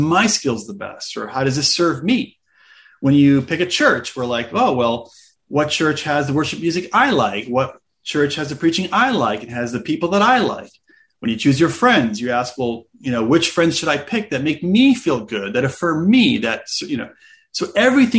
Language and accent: English; United States; I grew up mostly in the United States